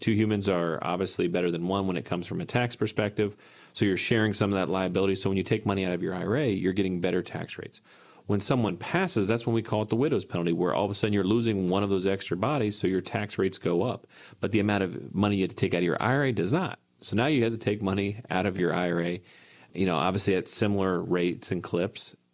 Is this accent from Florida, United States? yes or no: no; Ohio, United States; where I grew up in Ohio